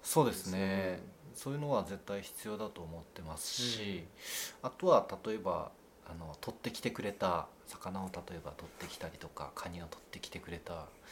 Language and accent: Japanese; Fukui, Japan; 県外の学校行ったんですけどそこで最初にえーと、勤めたのが水族館でうんうん、でそこで最初に担当したのがクラゲだったんですね、うん、でその後、まああのいろいろありまして地元に帰ってきて